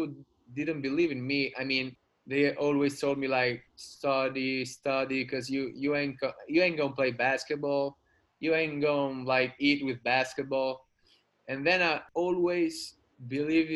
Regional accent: Rome, Lazio, Italy; now in Sardinia, Italy; I was born in Rome

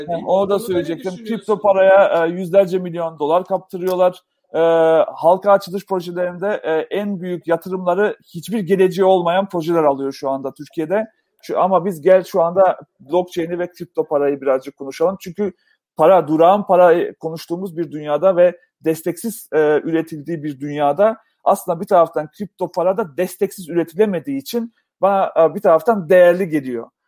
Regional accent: North Macedonia; born there; Ben e, Yugoslavya'da doğdum. şu an Makedonya'da doğdum. Makedonya'da genç yoktur abi.

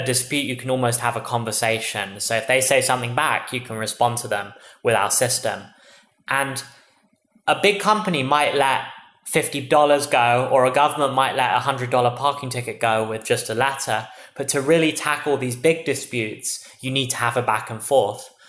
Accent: England, United Kingdom; moved away as an adult; now in United States; as you can tell from my accent, I'm originally from England. I moved seven years ago to study here in America.

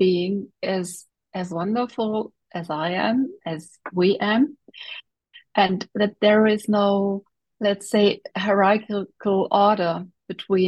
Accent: Germany; so I grew up in Germany and I'm still living in Germany.

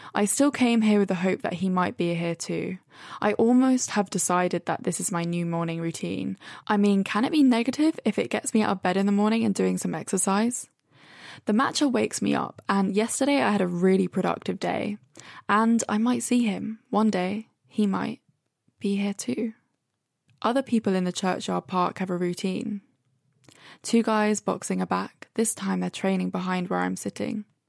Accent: Brighton, South East England, United Kingdom; now in London, United Kingdom; I'm in Brighton

